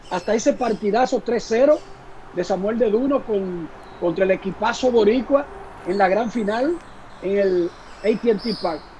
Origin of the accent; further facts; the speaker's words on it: Dominican Republic; estaba el componente personal de yo ser dominicano.